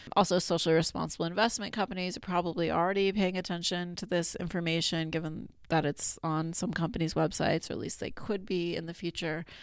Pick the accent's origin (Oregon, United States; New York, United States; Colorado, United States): Colorado, United States; moved away as an adult; also born or lived in Arizona / Pittsburgh; now in Binghamton, United States; I grew up in Colorado